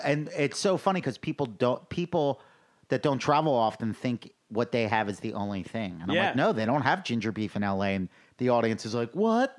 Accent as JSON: {"language": "English", "area": "Delaware County", "region": "Pennsylvania", "country": "United States", "tie": "born or raised there", "moved": "as an adult", "lives_now": "Los Angeles, United States", "said": "I grew up in Delaware County, Pennsylvania."}